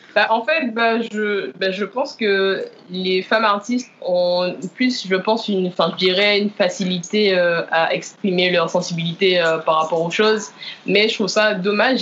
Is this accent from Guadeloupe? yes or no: yes; Lamentin, Guadeloupe; moved away; originaire du Lamentin